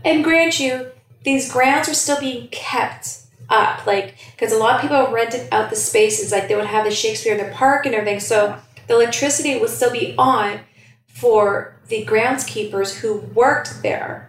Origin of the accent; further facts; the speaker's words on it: Toronto, Ontario, Canada; growing up in Scarborough